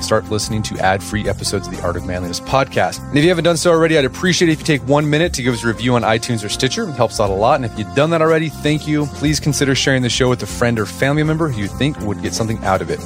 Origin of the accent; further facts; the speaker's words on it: Oklahoma City, Oklahoma, United States; I grew up in Oklahoma City